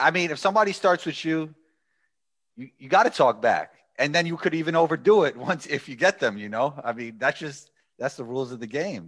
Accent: New York, United States; I am a guy from New York.

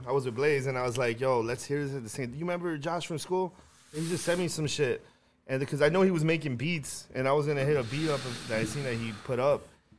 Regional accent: Illinois, United States; now in Tennessee, United States; We're from the same area, Berwyn, Cicero.

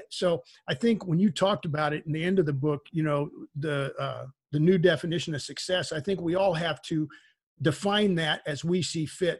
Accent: Texas, United States; where I grew up in Texas

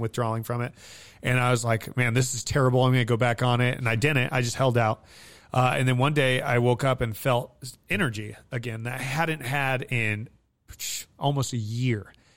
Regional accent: Hawthorne, Nevada, United States; also born or lived in Fernley, Nevada; I grew up in Hawthorne, Nevada

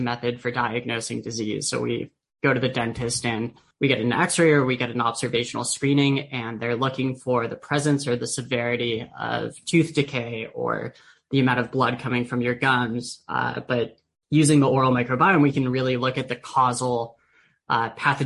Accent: San Diego, California, United States; I grew up in San Diego

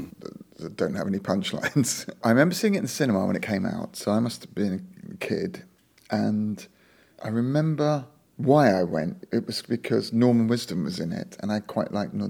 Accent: London, United Kingdom; I grew up in Greenwich

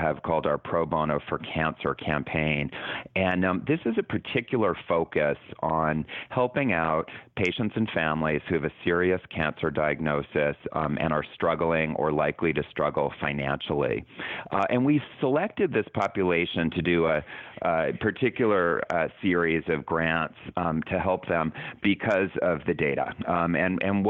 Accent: Canada; moved away as an adult; now in United States; I'm from Canada.

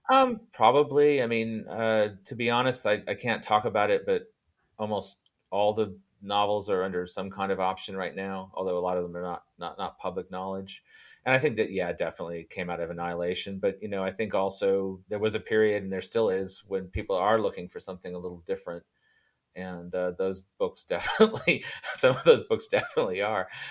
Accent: Fiji; moved away; when I was growing up in Fiji

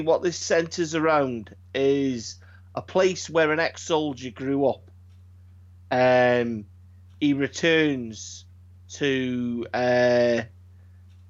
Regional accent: United Kingdom; I'm British.

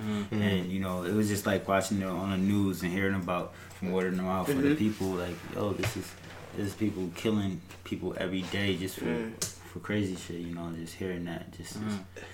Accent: United States; I was born in America

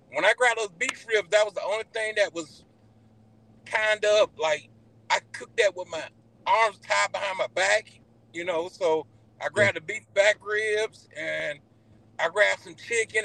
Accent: Iowa, United States; I'm from Iowa

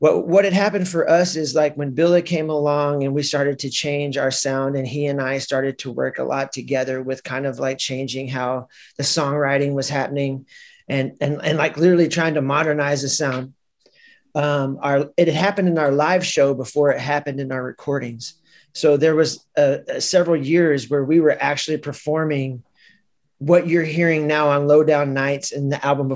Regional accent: Chicago, Illinois, United States; we are not from New Orleans, we're from Chicago

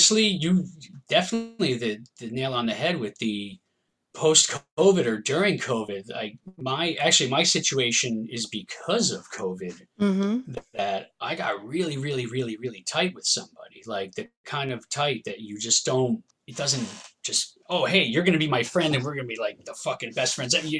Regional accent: New Jersey, United States; I'm a musician from New Jersey in the United States

